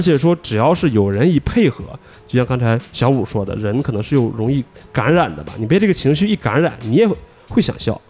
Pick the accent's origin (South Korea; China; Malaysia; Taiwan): China; Northeast China; 作为一个东北人